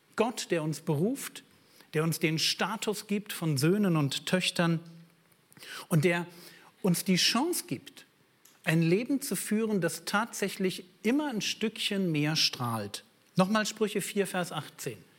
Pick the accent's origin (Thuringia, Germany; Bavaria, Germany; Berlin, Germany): Berlin, Germany; ich bin aus Berlin